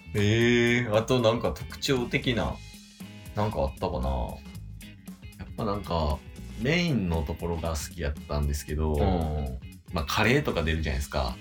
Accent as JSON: {"language": "Japanese", "region": "Hyogo", "country": "Japan", "tie": "born or raised there", "said": "兵庫県の。まあ、俺の地元だから。"}